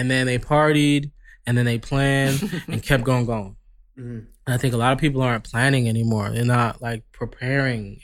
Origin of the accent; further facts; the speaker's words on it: New York, United States; moved away as an adult; now in Los Angeles, United States; I'm from New York, you know, obviously, LA people tell me I have an accent